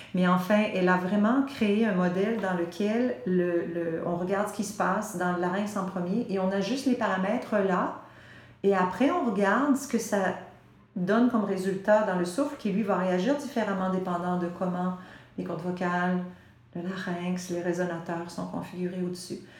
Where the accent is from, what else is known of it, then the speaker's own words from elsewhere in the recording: Quebec, Canada; On baigne dans l'anglais au Québec. Hein, on est saturé, on est entouré euh, du reste du Canada